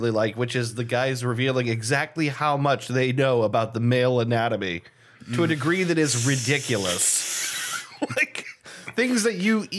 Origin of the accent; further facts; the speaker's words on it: United States; as an American